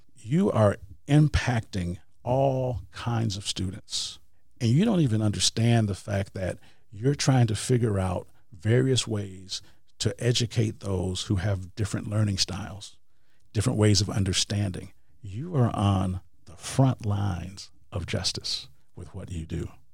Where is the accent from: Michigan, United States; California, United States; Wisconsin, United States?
Wisconsin, United States; moved away; I am from Wisconsin